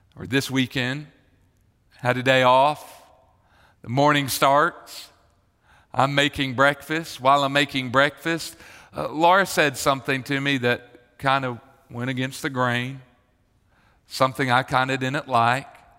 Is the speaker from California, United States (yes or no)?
no; Marietta, Georgia, United States; I grew up in Marietta